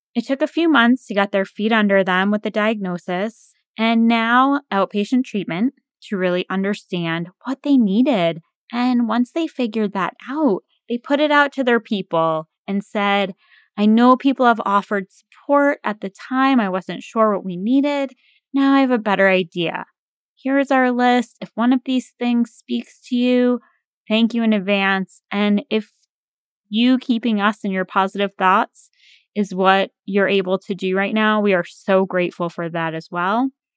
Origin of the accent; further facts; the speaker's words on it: New England, United States; now in near the Potomac River, United States; growing up in New England